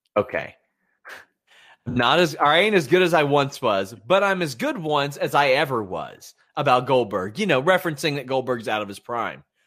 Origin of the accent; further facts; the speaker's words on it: Kentucky, United States; I'm from Kentucky